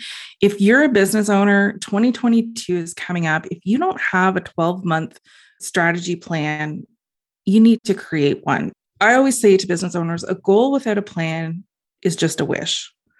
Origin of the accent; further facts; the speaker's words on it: Ontario, Canada; Being Canadian, and well, being specifically in Ontario too